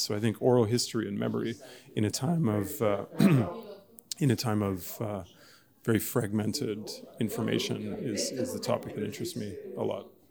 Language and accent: English; Montreal, Quebec, Canada; I come from Montreal, Canada, but my roots uh, stretch back to Poland through East Africa and Tanzania, where my grandmother grew up as a refugee